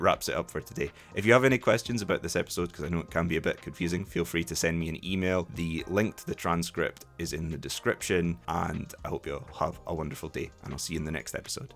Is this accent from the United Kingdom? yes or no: yes; Scotland, United Kingdom; if someone asks me, "Where are you from?" I say Scotland